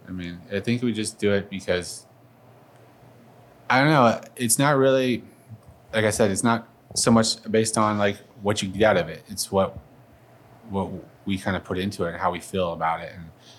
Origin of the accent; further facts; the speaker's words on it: Detroit, Michigan, United States; I'm from Detroit, you know, I know, you know, I've had Detroit.